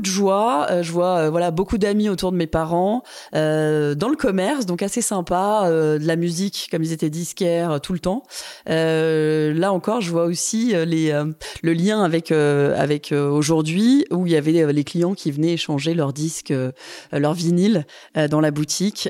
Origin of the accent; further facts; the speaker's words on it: Grenoble, Auvergne-Rhône-Alpes, France; J'ai grandi à Grenoble